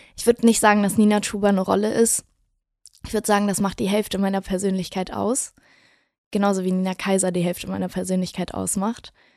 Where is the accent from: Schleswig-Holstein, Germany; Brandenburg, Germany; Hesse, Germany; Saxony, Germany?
Schleswig-Holstein, Germany; Wedel; now in Berlin, Germany; Ich komme aus Wedel. Ja. Das ist eine kleine Stadt neben Hamburg. Und äh, ich bin aufgewachsen in, in einem ganz, ganz klitzekleinen Haus